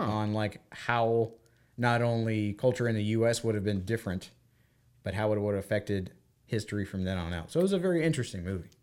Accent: United States; as an American

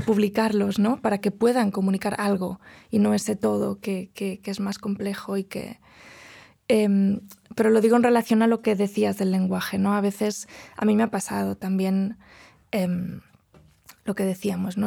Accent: Spain; first language Galician, Catalan; Spanish is a second language; moved away as an adult; now in Princeton, United States; el español es mi lengua, mm. pero no es mi lengua materna, porque hablo gallego con mi madre, ni mi lengua paterna, que es el catalán

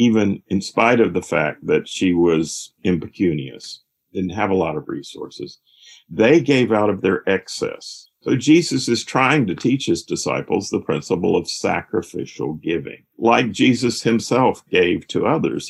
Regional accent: High Point, North Carolina, United States; I grew up in High Point, North Carolina

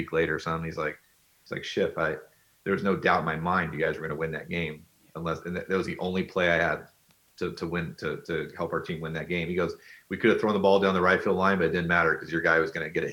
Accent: Orange County, California, United States; born or raised there; moved away as an adult; now in San Francisco, United States

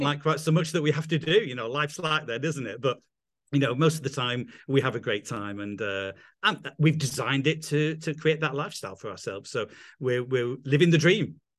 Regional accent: England, United Kingdom; accent: English; moved away as an adult; also born or lived in London; now in Italy; I'm English, as you can probably tell from my accent

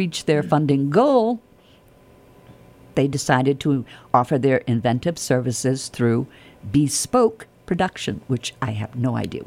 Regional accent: New York, United States; moved away as an adult; I've got a cross because I'm from New York, but I've been down here for like 30 years

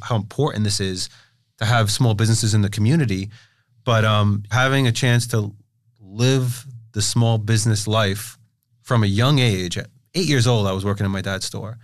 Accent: New York City, New York, United States; growing up in Brooklyn.

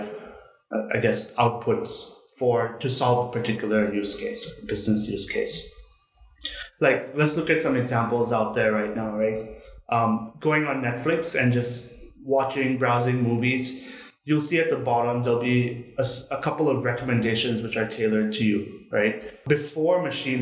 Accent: Bangkok, Thailand; I was born and raised in Bangkok itself

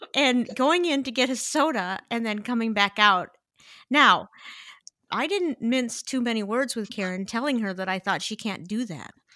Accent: Midwest, United States; I'm a Midwesterner

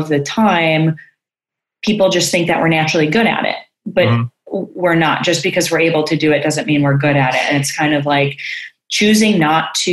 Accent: Chicago, Illinois, United States; moved away as an adult; now in California, United States; And so I'm from Chicago. I born and raised there

